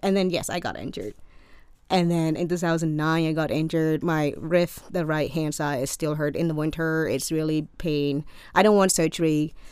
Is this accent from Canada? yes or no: no; Cambodia; English is a second language; moved away as an adult; also born or lived in Maryland, United States; now in United States; I am from Cambodia